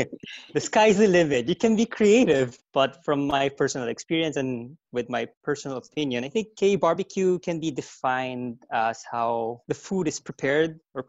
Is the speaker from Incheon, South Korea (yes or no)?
yes; Incheon, South Korea; moved away; also born or lived in Philippines; And I'm a Korean who lived in the Philippines for about 20 years. And right now I'm back in my hometown in Incheon